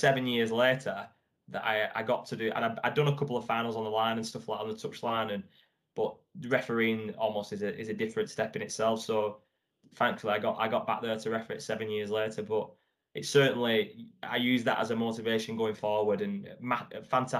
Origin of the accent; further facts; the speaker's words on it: England, United Kingdom; I'm like as English as it comes, really, in terms of that.